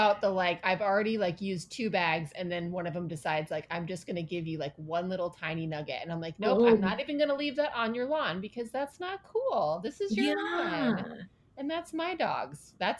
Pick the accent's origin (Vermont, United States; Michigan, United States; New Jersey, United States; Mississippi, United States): Michigan, United States; Ann Arbor; now in Palm Desert, United States; I live now in Palm Desert. This is a much more conservative place than I've ever lived before. And I was raised in Ann Arbor, Michigan, which is liberal bubble, you know, University of Michigan's there.